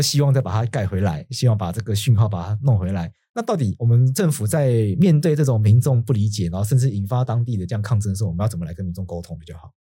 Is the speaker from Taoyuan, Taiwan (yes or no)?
no; Taitung County, Taiwan; 我们老家在台东嘛